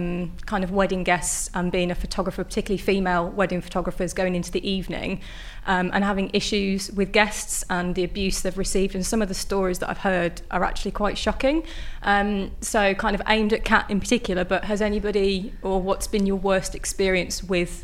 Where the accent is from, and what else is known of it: Lichfield, West Midlands, United Kingdom